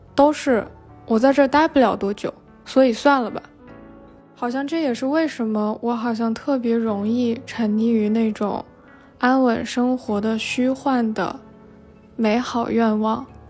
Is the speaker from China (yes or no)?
yes; Tianjin, China; moved away as an adult; 如果说天津，也就是我的老家，我其实离开那里已经很久了，算下来可能都已经六年了